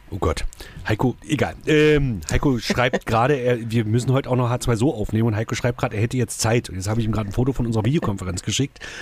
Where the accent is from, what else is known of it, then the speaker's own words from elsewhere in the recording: Saxony-Anhalt, Germany; Bei uns in Sachsen-Anhalt